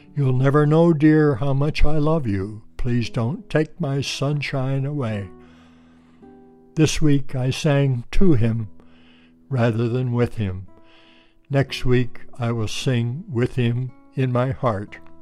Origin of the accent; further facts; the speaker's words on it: Pennsylvania, United States; moved away as an adult; also born or lived in Connecticut / Hawaii / Ohio / Washington State; now in Bellingham, United States; I grew up in Pennsylvania